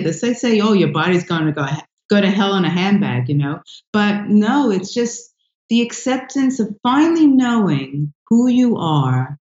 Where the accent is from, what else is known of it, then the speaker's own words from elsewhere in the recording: Bronx, New York, United States; born there; oh, I was born in the Bronx, and then people go, where?